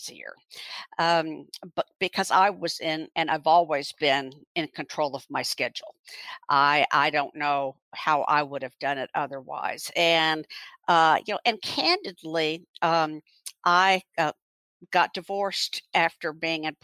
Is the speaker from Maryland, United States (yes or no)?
no; Houston, Texas, United States; also born or lived in Louisville, Kentucky / Rochester, Minnesota; now in Fort Worth, United States; I grew up in Houston, went through K through 12 public school there